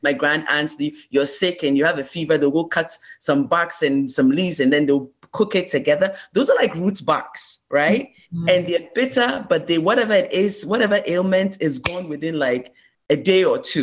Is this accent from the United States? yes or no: no; Ghana; moved away as an adult